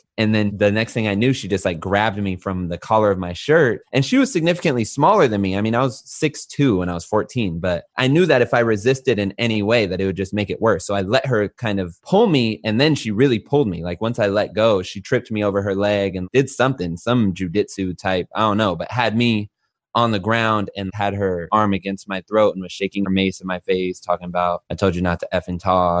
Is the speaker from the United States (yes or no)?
yes; Los Angeles, California, United States; Yeah, I'm from Los Angeles, California. I grew up in the early 2000s